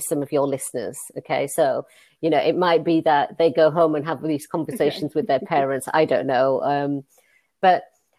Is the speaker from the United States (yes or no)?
no; Leeds, Yorkshire and the Humber, United Kingdom; accent: northern; I'm from Leeds, you probably can tell by my northern accent, and Leeds has got a really famous big market, and I used to work in the markets